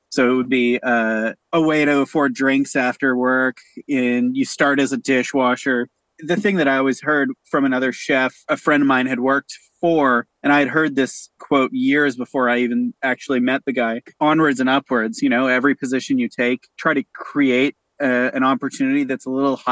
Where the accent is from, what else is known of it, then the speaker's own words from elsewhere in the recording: Canada; also born or lived in Winnipeg / Toronto; as a Canadian